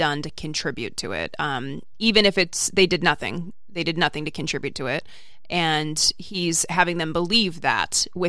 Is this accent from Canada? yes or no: no; United Kingdom; now in New Zealand; I am a British guy living in New Zealand who has always been fascinated with American politics.